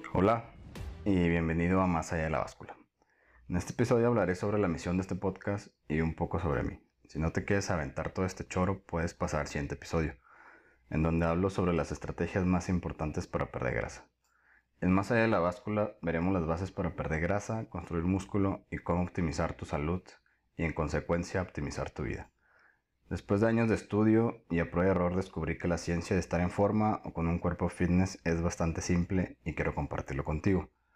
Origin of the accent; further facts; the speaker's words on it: Tampico, Tamaulipas, Mexico; now in Guadalajara, Mexico; Soy de Tampico, Tamaulipas, pero actualmente vivo en Guadalajara.